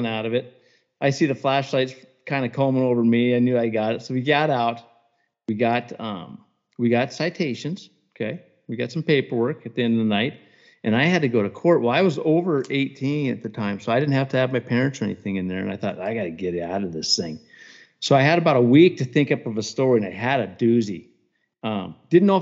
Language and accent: English; Cut Bank, Montana, United States; I grew up in Cut Bank.